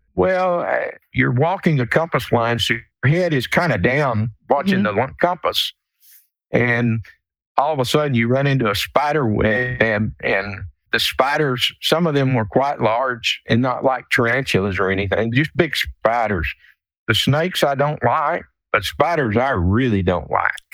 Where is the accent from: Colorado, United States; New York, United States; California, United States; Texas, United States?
Texas, United States; South; I grew up in South Texas